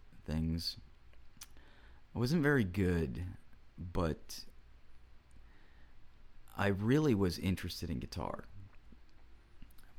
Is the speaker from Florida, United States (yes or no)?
yes; Florida, United States; also born or lived in Cincinnati, Ohio / Lynchburg, Virginia; And then by the time I was like 3 and a half, I was in Florida. So I grew up here.